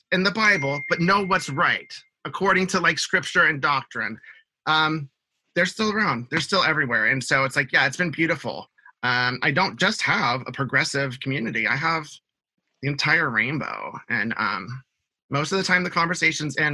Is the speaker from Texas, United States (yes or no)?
yes; Houston, Texas, United States; I grew up in Houston, Texas.